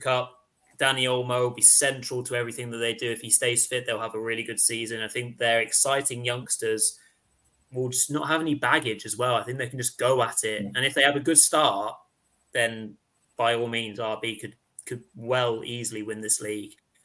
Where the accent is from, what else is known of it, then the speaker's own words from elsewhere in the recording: England, United Kingdom; as English chaps